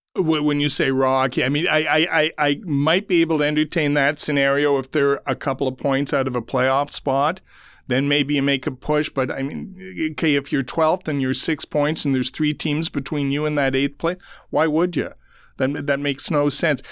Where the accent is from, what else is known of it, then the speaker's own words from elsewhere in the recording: Ottawa, Ontario, Canada; I grew up in Ottawa